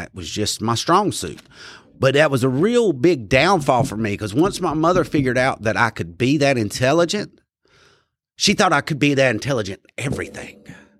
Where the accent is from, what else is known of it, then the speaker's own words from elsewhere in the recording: Asheboro, North Carolina, United States; I was born here in Randolph County. They delivered me over there at Randolph Hospital back when it was, you know, real little, back in 1978. I was born November 29th, 1978.